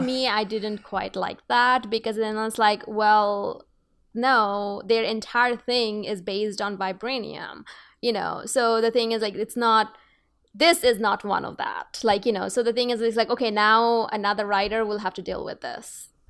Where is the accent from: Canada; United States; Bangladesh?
Bangladesh; moved away; I come from Bangladesh, so I have to deal, I have, I'm actually a person of two worlds